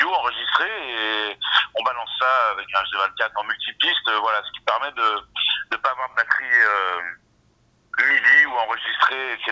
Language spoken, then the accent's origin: French; Drôme, Auvergne-Rhône-Alpes, France; also born or lived in Ardèche; moi je suis de la Drôme et j'ai Rennes d'Ardèche, quoi, donc Drôme Ardèche, en gros autour de Valence, quoi.